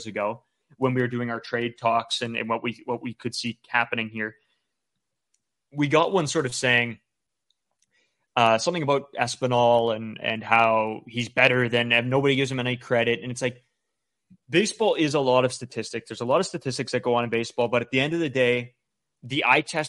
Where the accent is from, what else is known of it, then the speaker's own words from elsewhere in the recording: Canada; as Canadian kids growing up watching the Blue Jays